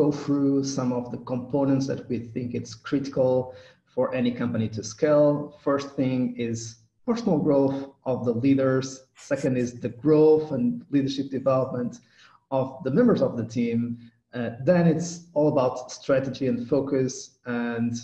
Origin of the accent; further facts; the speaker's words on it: Portugal; first language Portuguese; English is a second language; I'm Portuguese, so I speak a little bit of Portuguese. It's my native language.